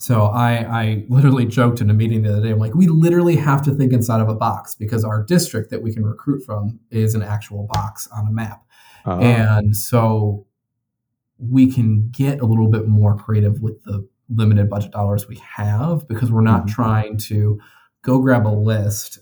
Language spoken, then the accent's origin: English; Addison, Illinois, United States; growing up in Addison, Illinois, and which is in DuPage County